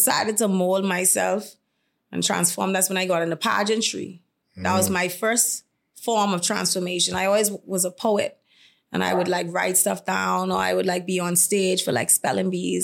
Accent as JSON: {"language": "English", "area": "Carmichael", "region": "New Providence", "country": "Bahamas", "tie": "born or raised there", "said": "I was born and raised in Kamaika"}